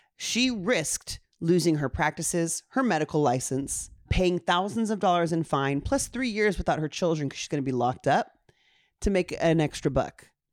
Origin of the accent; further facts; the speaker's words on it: Honolulu, Hawaii, United States; I was born on Honolulu, Hawaii